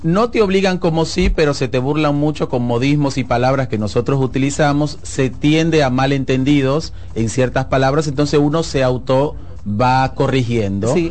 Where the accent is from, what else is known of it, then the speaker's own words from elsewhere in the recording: Dominican Republic; moved away as an adult; now in Buenos Aires, Argentina; como buen dominicano